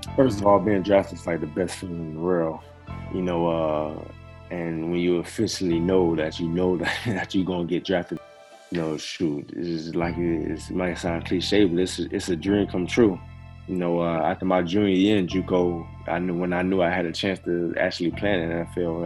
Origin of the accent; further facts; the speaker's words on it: Miami, Florida, United States; moved away as an adult; also born or lived in Nebraska; Born and raised Miami, Florida, 305